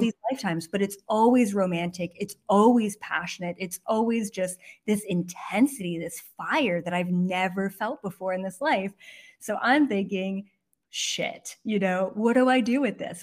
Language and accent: English; Canada; moved away as an adult; also born or lived in Toronto; now in West Hollywood, United States; I'm Canadian